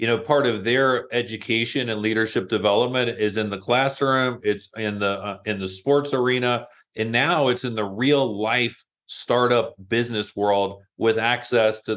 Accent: Louisville, Kentucky, United States; I'm from Louisville, Kentucky, so I love basketball. It's in my blood. I grew up playing against our mutual friend Seth

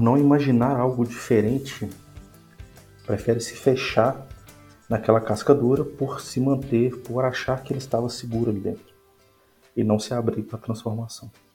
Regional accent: Minas Gerais, Brazil; sou mineiro.

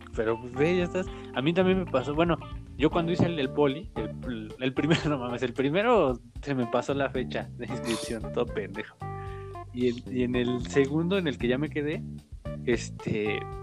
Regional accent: Tultitlán, State of Mexico, Mexico; yo soy de Tultitlán

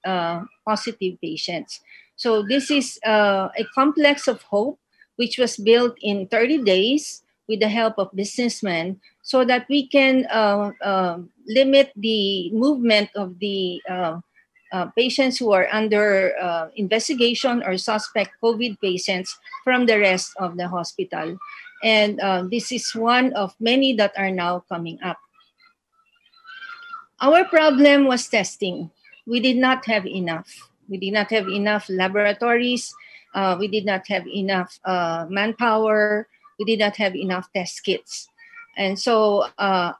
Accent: Philippines; I'm from the Gupan City, it's a province in the country

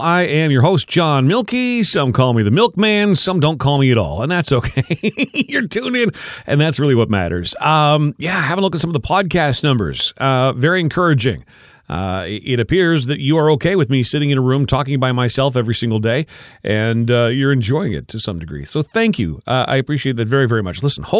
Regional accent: Canada; Are you, as a Canadian taxpayer, are you okay spending $58.75 million a year for the monarchy?

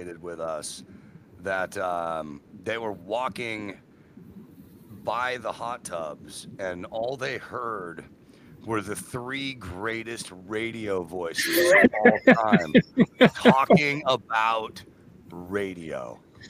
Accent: San Francisco, California, United States; grew up on San Francisco radio.

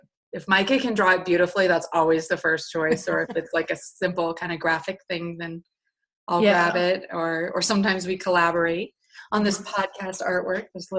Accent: Colorado, United States; We're from Colorado, which is kind of known for buffaloes, so it's kind of kismet.

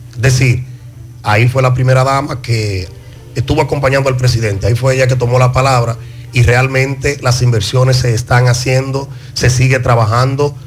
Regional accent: Palmar Arriba, Santiago, Dominican Republic; nosotros, que somos oriundos del Distrito Municipal de Parmar Arriba

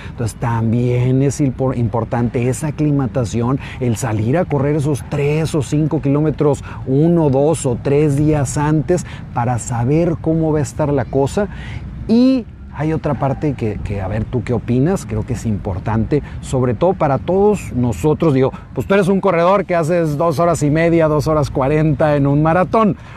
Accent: Zapopan, Jalisco, Mexico; En, ah, mi tierra.

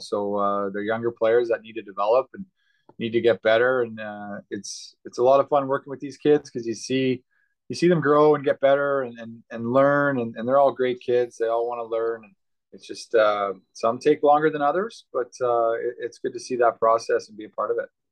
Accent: Yorkton, Saskatchewan, Canada; Yorkton, Saskatchewan, where I grew up

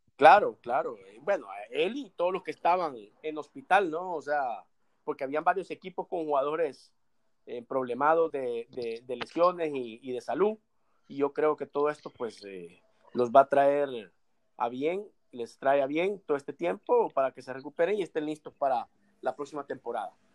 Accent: El Salvador; como salvadoreño

